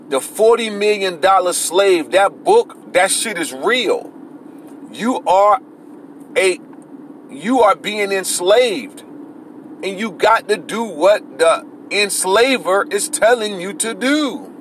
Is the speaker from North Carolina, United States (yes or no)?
no; Florida, United States; I'm from the same type of neighborhood Antonio Brown from. I'm from Florida